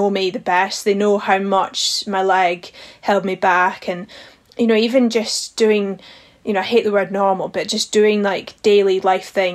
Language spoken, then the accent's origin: English; Highlands of Scotland, United Kingdom; growing up in the Highlands of Scotland